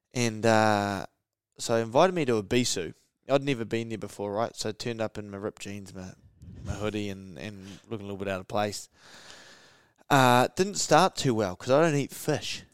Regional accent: Gisborne, New Zealand; growing up in Gizzy

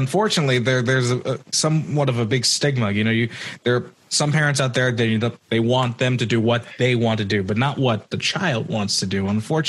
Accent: New York, United States; I'm a New Yorker

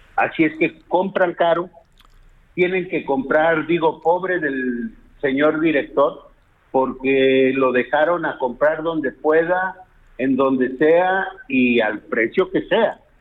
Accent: Oaxaca, Mexico; en mi país, en mi ciudad, en mi estado

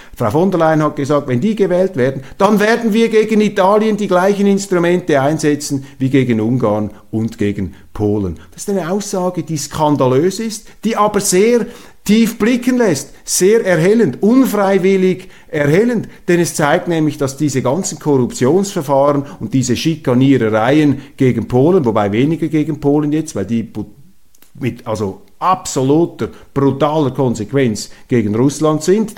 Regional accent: Switzerland; Ich bin auch ein Europäer als Schweizer.

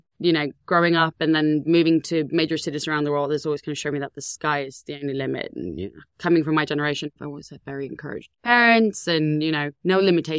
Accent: Ängelholm, Skåne, Sweden; moved away; I grew up in a small town called Ängelholm in Sweden.

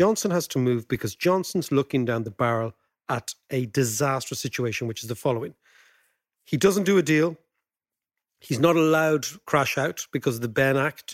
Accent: Ireland; as Irish people

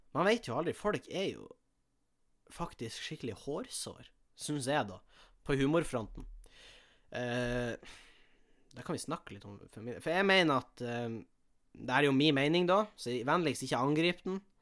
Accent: Tjongsfjord, Nordland, Norway; moved away; Hjemme i Tjongsfjord

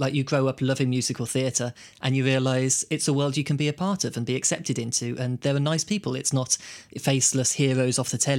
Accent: Birmingham, West Midlands, United Kingdom; now in London, United Kingdom; I'm from Birmingham as well.

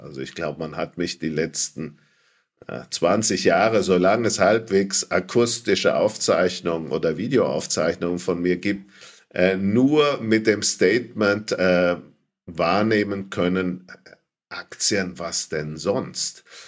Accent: Franconia, Bavaria, Germany; als äh, Franke

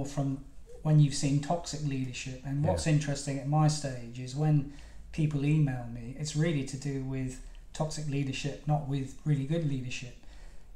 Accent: Plymouth, South West England, United Kingdom; also born or lived in Cornwall; I was brought up in Plymouth, but I have to say that I was born in Cornwall

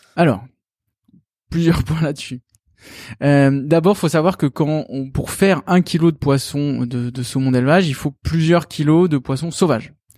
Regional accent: France; chez nous en France

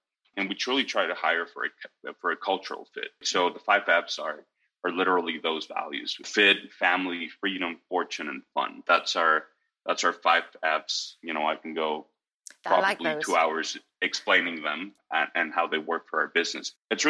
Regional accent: Mexico; also born or lived in United States / Italy; I was brought up mostly in Mexico, pieces of my life in the U.S. and pieces of my life in Italy. My dad's Italian, and so we traveled around, but we were a very united nuclear family.

